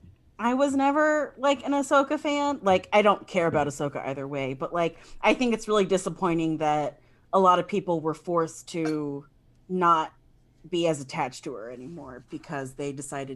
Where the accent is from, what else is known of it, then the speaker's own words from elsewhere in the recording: the West, United States; accent: Western; F in the chat for everybody who is actually from the South who has to listen to my Western accent on the Podrilorian.